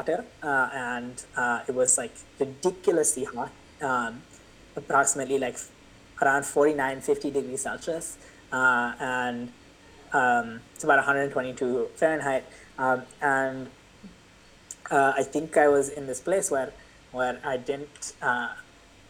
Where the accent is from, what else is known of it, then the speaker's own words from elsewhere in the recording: India; moved away; my hometown, my house in India